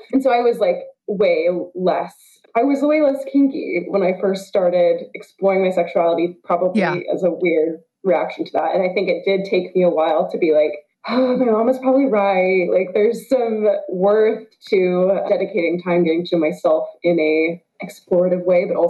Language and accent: English; the South, United States; moved away; I'm originally from the South